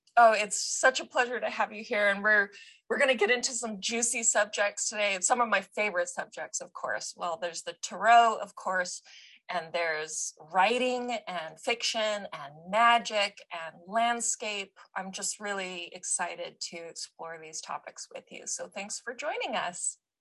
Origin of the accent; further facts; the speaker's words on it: United States; us Americans